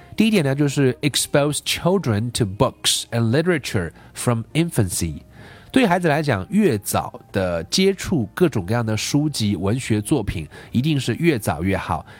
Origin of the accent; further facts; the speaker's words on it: China; 包括我们中国这个社会